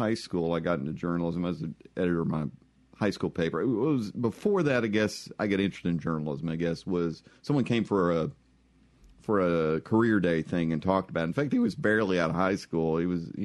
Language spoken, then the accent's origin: English; East Texas, United States; moved away as an adult; now in Mississippi, United States; I grew up in East Texas, which is very much the South